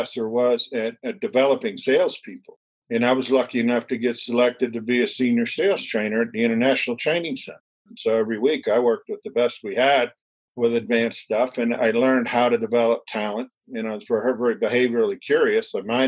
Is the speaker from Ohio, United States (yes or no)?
no; Annapolis, Maryland, United States; also born or lived in Philadelphia, Pennsylvania / Baltimore; born in Philadelphia. I grew up in Annapolis, Maryland, left home at 17 to work my way through school